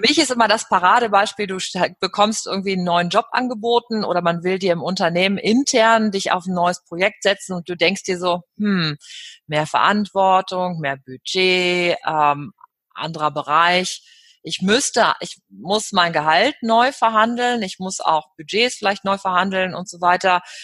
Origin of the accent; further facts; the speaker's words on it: Cologne, North Rhine-Westphalia, Germany; Köln, dann ist das ja meine Heimatstadt